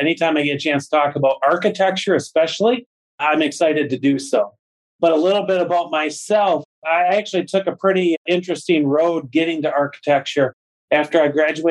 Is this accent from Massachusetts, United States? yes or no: no; Freeland, Michigan, United States; also born or lived in Midland, Michigan; I grew up in Freeland and moved away while I was in college and ultimately came back to Midland